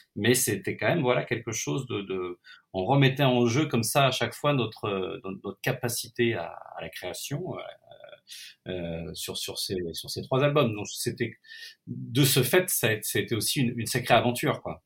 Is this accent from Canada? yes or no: no; Nantes, Pays de la Loire, France; je suis, je suis nantais d'origine et que je connais bien cette ville